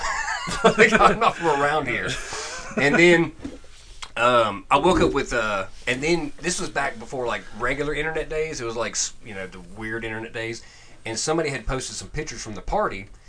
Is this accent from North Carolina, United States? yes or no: yes; North Carolina, United States; accent: North Carolina; my North Carolina accent